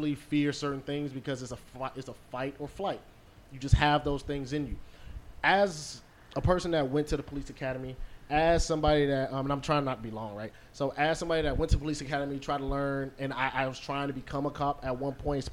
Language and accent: English; South Florida, United States; a black man born and raised in Florida, South Florida